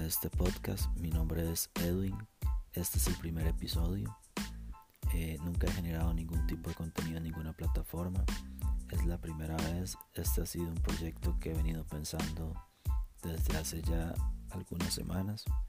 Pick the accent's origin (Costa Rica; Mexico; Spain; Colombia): Costa Rica; Tengo veintiséis años, soy de Costa Rica.